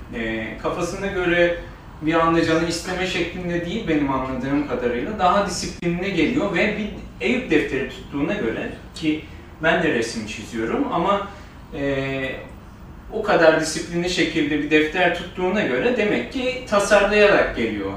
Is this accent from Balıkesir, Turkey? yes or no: yes; Balıkesir, Turkey; moved away; also born or lived in Istanbul; ben Balıkesir'de büyüdüm.